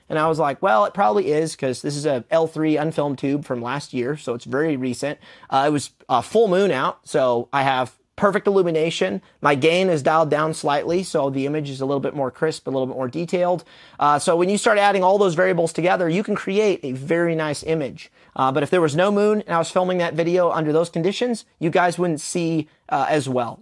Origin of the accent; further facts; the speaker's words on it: United States; we're American